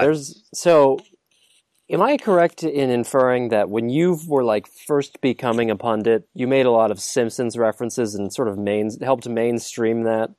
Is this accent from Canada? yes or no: no; Midwest, United States; moved away as an adult; I still feel sort of ancestrally connected to my Midwestern roots